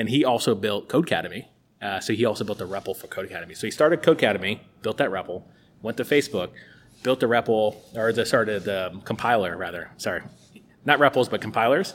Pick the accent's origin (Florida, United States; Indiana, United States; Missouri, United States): Florida, United States; Tampa; moved away; I'm from Tampa, it's the University of South Florida